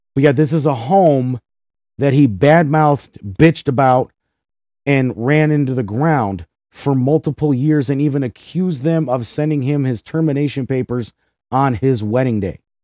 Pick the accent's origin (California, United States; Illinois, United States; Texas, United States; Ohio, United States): Ohio, United States; Cleveland; my hometown of Cleveland, Ohio